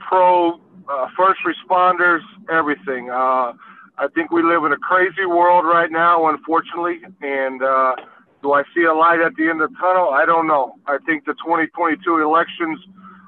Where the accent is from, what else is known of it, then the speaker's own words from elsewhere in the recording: New Mexico, United States; now in Illinois, United States; I grew up in New Mexico